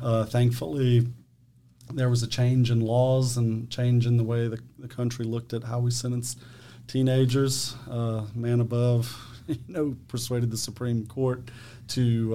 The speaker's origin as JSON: {"language": "English", "town": "Eunice", "region": "Louisiana", "country": "United States", "tie": "born or raised there", "also_born_or_lived": "Mamou, Louisiana", "said": "born and raised in Eunice, Louisiana, St. Landry Parish"}